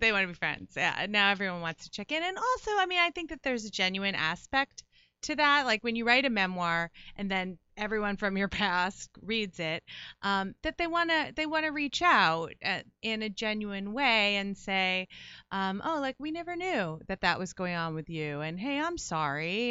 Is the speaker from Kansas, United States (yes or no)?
no; Livingston, New Jersey, United States; growing up in Livingston